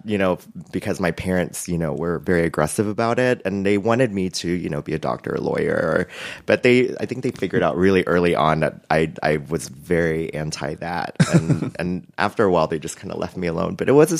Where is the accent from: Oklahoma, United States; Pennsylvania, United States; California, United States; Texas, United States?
Texas, United States; Houston; I grew up in Houston, and, you know, it's very heavily Vietnamese. So I got a little bit of that because we grew up Catholic in a very Vietnamese area, but my school was heavily Latino and Mexican.